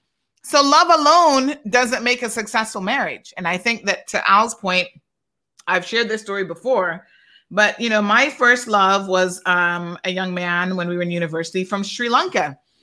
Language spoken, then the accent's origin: English; Cuba; I came from Cuba and I married a Caymanian.